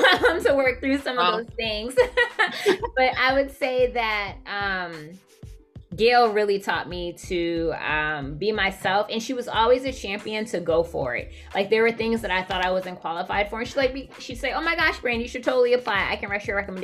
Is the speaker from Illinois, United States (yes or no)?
no; Boston, Massachusetts, United States; also born or lived in Atlanta / Washington, D.C. / Baltimore; growing up in Boston